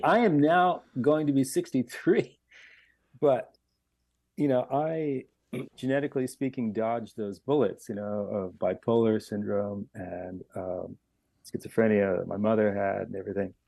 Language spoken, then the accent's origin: English; Miami, Florida, United States; moved away; I was born and raised in Miami